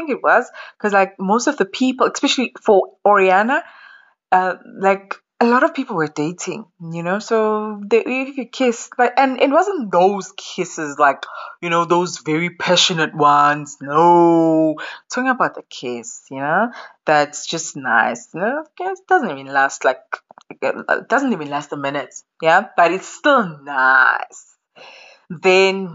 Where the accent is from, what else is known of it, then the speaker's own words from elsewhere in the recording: Ekuvukeni, KwaZulu-Natal, South Africa; also born or lived in KwaMashu; I am from Ekuvukeni. So there is Ekuvukeni, which is next to Polyclinic